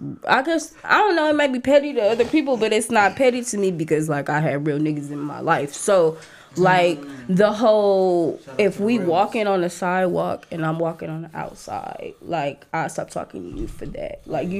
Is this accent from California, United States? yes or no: yes; Oakland, California, United States; Yeah, but we're from Oakland. I don't give a fuck.